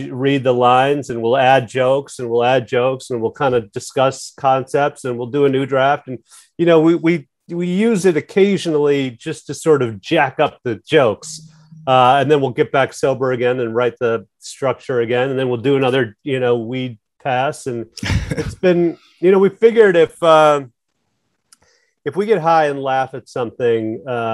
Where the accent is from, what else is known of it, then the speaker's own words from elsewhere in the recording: Chicago, Illinois, United States; I was born in Chicago. And I grew up in the suburbs of Chicago.